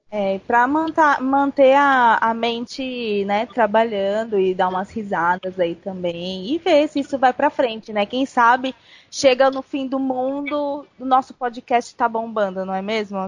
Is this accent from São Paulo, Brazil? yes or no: yes; Santo André, São Paulo, Brazil; also born or lived in New Jersey, United States; sou de Santo André, São Paulo.